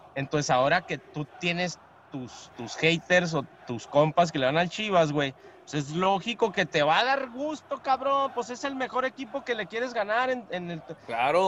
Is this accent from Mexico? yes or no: yes; Mexico; como mexicanos